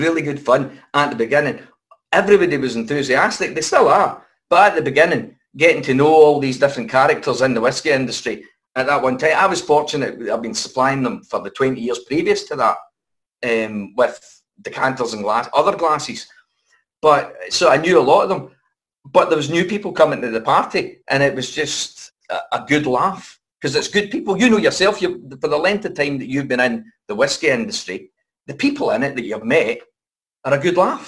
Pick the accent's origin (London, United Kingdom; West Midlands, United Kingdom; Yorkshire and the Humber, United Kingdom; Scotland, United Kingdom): Scotland, United Kingdom; Airdrie; we came from Airdrie